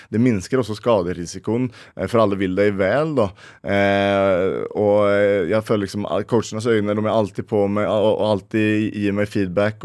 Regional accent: Sweden; now in Norway; jeg kommer fra Sverige og føler liksom at jeg må eh, ja, representerer mine røtter

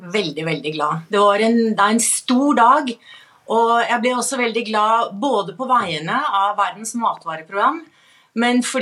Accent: Norway; fordi, jeg er norsk

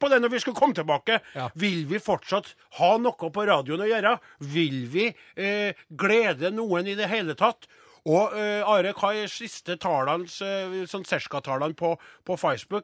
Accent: Trøndelag, Norway; vi er jo trøndere

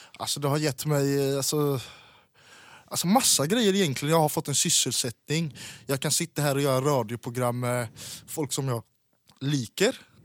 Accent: Sweden; Norwegian is a second language; now in Norway; jeg er svensk statsborger

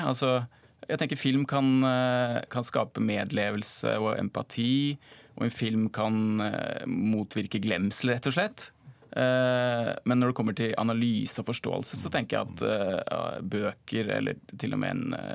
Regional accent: Norway; Som nordmann da, eller fra et norsk perspektiv

